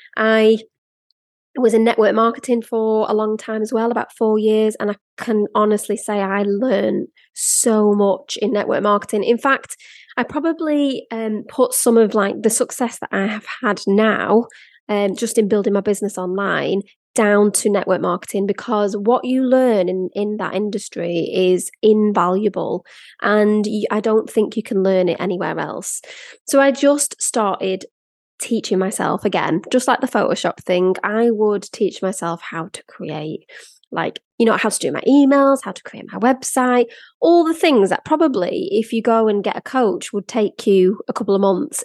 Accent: Blackpool, North West England, United Kingdom; moved away; also born or lived in London; I grew up in Blackpool

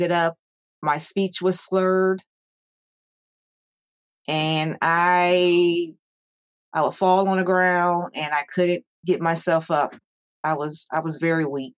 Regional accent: Ohio, United States; I am from Ohio

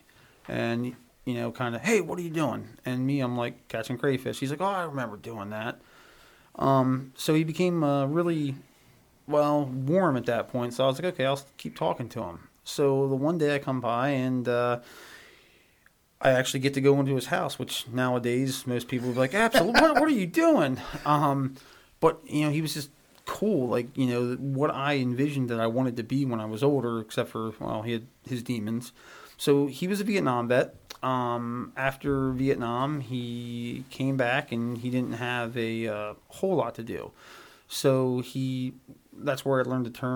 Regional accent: Elizabethtown, United States; I grew up in Elizabethtown.

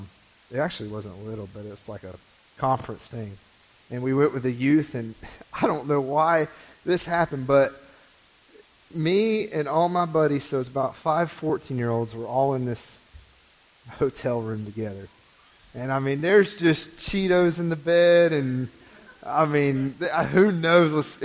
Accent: Greenville, United States; I was born here in Greenville. I was raised

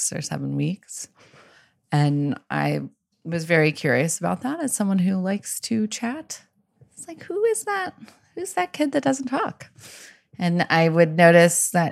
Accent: Texas, United States; moved away as an adult; also born or lived in Colorado / Chicago; growing up in Texas

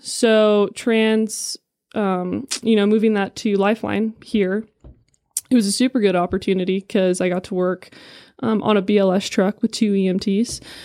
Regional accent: San Diego, California, United States; moved away as an adult; now in Prescott, United States; I'm originally from California, San Diego. I was born and raised there my whole life.

